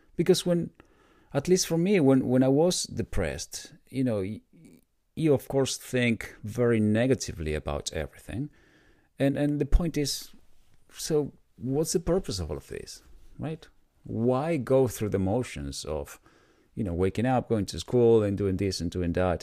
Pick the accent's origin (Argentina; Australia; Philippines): Argentina; moved away as an adult; now in United States; I was born in Argentina, and in my twenties, I decided to move to the U S.